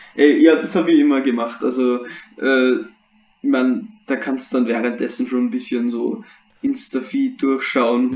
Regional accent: Austria; bei uns in Österreich

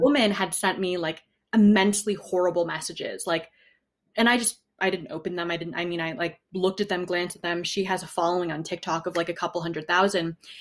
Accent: New Haven, Connecticut, United States; moved away as an adult; also born or lived in Wyoming / California / New York City; I grew up in New Haven, Connecticut for the first 20 years of my life

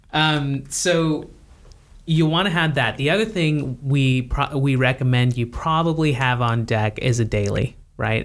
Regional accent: United States; as an American

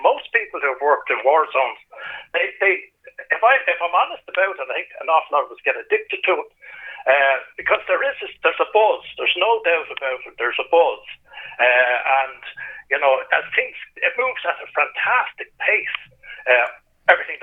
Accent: Ireland; I'm Irish

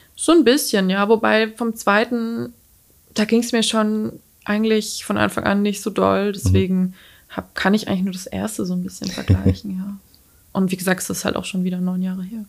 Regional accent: near Schweinfurt, Bavaria, Germany; also born or lived in Mainz / Würzburg; ich komme aus der Nähe von Schweinfurt

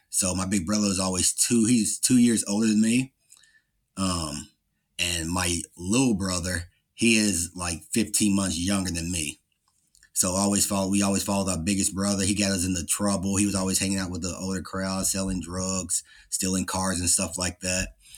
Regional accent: Louisville, Kentucky, United States; I grew up in Louisville, Kentucky

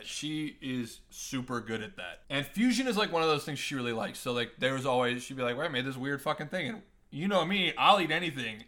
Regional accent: Nebraska, United States; moved away; also born or lived in Missouri / Columbia, Missouri; where I grew up in, in Nebraska

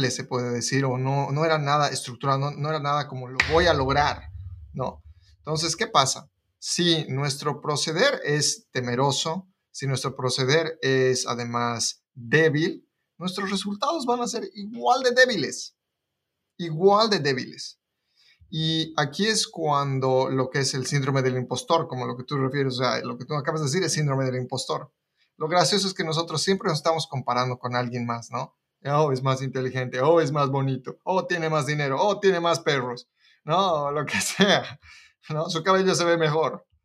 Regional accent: Bolivia; now in United States; la forma en la que yo me mudé de Bolivia a Estados Unidos

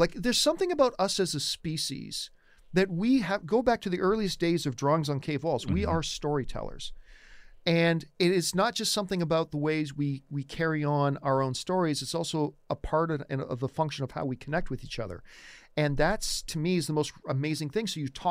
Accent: Canada; I'm Canadian

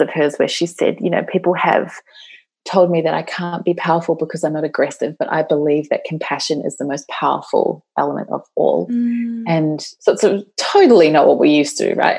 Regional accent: New Zealand; I come from New Zealand, and uh, that is my home country.

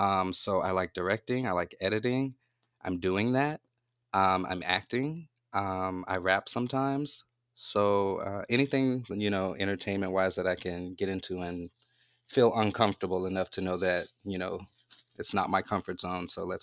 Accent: Louisiana, United States; Okay, well, I'm from Louisiana

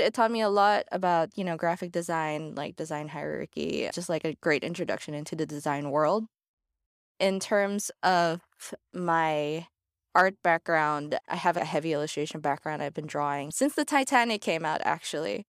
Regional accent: Manila, Metro Manila, Philippines; moved away as an adult; now in Los Angeles, United States; I'm from Manila, Philippines, but I've been living in Los Angeles since twenty sixteen.

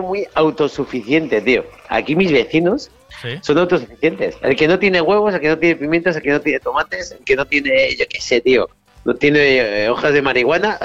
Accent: Spain; en España somos españoles

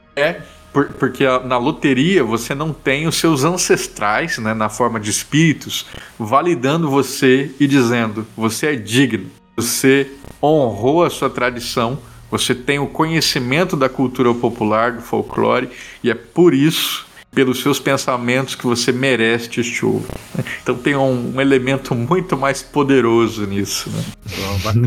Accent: Mato Grosso do Sul, Brazil; eu sou de Mato Grosso do Sul

